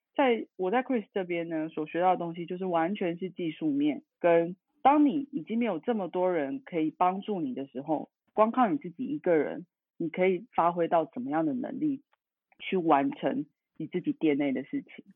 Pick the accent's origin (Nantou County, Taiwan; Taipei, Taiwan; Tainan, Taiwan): Tainan, Taiwan; now in Taichung, Taiwan; 我来自台湾，家里住台南